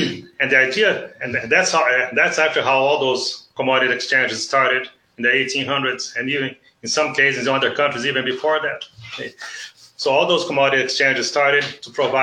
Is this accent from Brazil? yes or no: yes; South Region, Brazil; moved away as an adult; now in Nebraska, United States; I was born and grew up in Brazil. Okay. So I'm originally from the South